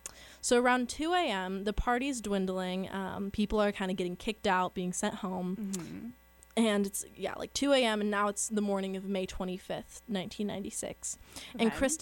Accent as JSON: {"language": "English", "town": "San Luis Obispo", "region": "California", "country": "United States", "tie": "born or raised there", "said": "Which is my hometown."}